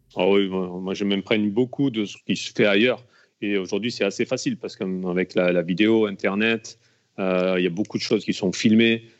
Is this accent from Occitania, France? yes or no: yes; Alès, Occitania, France; j'ai commencé dans mon club euh, là où je suis né à Alès